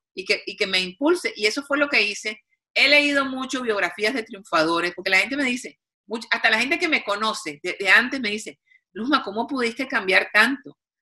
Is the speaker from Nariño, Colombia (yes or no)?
no; Cartagena, Bolívar, Colombia; de Cartagena, Colombia, de donde soy yo